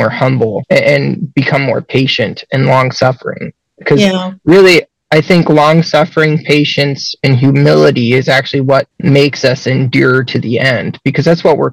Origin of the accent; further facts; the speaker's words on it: Central Ohio, United States; I'm from Central Ohio